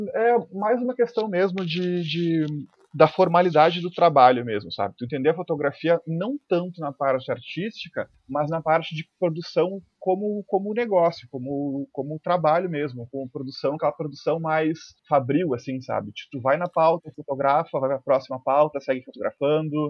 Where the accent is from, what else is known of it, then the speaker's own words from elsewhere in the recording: Porto Alegre, Rio Grande do Sul, Brazil; Eu sou natural aqui de Porto Alegre